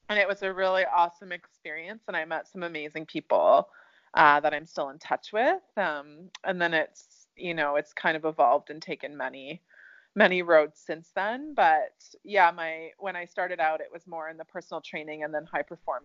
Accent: Ontario, Canada; Canada, Ontario.

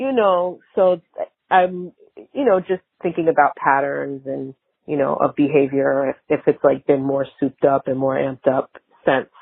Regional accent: Mount Vernon, New York, United States; moved away; I grew up in New York, not right in the city. My parents both worked for the city, but I grew up in Mount Vernon, right outside of the city

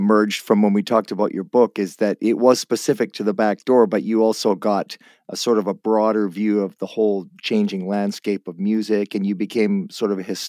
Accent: Guelph, Ontario, Canada; now in West Coast, Canada; I'm from Guelph, but I moved out of there when I was younger. So I never got into the music scene. I came out to the West Coast.

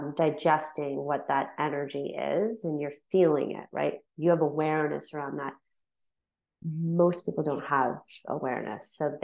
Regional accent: London, Ontario, Canada; London, Ontario.

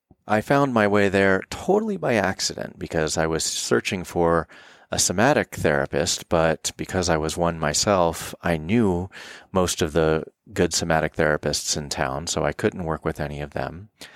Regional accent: the South, United States; And as a male growing up in the South, I also had issues with intimacy and vulnerability, issues with commitment from a lot of things, not the least of which being an orphan.

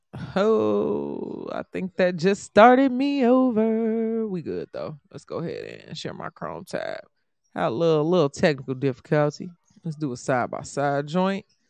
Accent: Chicago, Illinois, United States; also born or lived in Indiana; I'm from Chicago

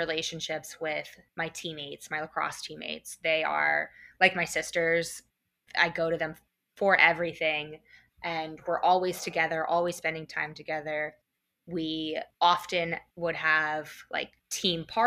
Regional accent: Phoenixville, Pennsylvania, United States; Phoenixville is my hometown. That is where I grew up

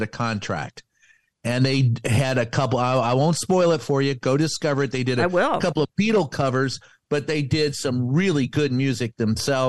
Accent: Louisville, Kentucky, United States; Louisville, Kentucky, my hometown

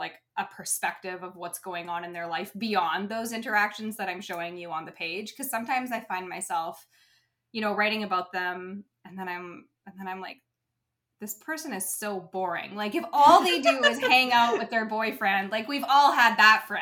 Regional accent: Canada; we always had the Canadian Finals rodeo in the city that I grew up

